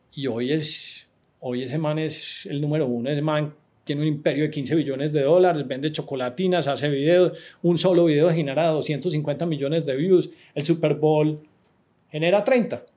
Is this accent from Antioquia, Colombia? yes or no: yes; Medellín, Antioquia, Colombia; moved away as an adult; also born or lived in San Francisco / Miami; yo soy de Medellín, a mí me gusta Medellín